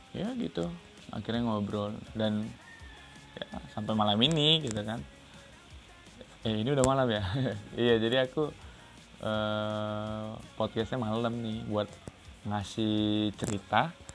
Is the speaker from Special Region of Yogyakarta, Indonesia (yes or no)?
no; Riau, Indonesia; Aku dari Riau